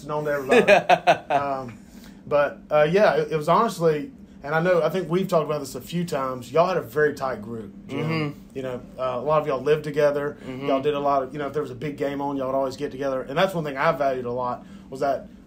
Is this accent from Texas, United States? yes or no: no; South Mississippi, United States; moved away as an adult; also born or lived in Alabama / Connecticut / Birmingham, Alabama; now in Georgia, United States; growing up in the South, especially South Mississippi for me, then moving to Connecticut